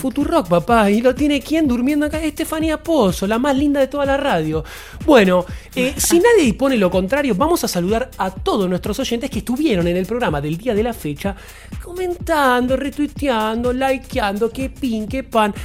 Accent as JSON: {"language": "Spanish", "region": "Buenos Aires", "country": "Argentina", "tie": "born or raised there", "said": "Yo nací en Buenos Aires"}